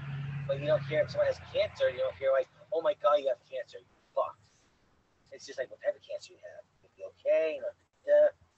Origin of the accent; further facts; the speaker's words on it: United States; I am American, I am white, and I am a Muscat.